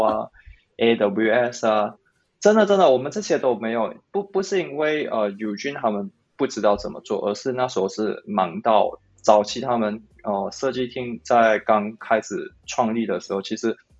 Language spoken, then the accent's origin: Chinese; Malaysia; also born or lived in Singapore; now in Taiwan; 那我是来自马来西亚